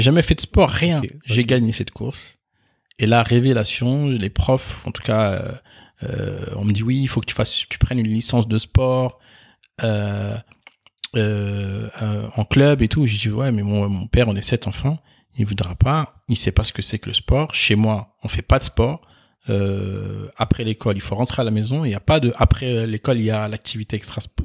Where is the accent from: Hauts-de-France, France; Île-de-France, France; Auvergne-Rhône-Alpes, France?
Hauts-de-France, France; Nord-Pas-de-Calais; je suis né ici en France, euh, dans, dans le Nord-Pas-de-Calais